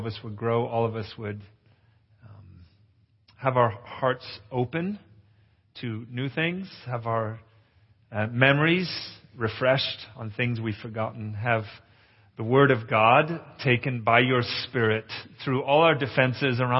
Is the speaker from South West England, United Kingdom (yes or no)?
no; Capernwray Hall, North West England, United Kingdom; moved away; since I was a little boy growing up in England. I grew up at Cape and Ray Hall.